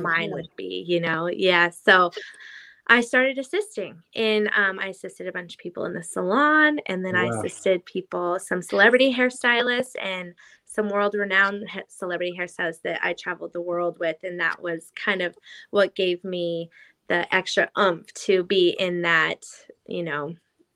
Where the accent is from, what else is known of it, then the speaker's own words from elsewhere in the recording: Idaho, United States; moved away as an adult; also born or lived in Los Angeles, United States; now in Nashville, United States; I grew up in Idaho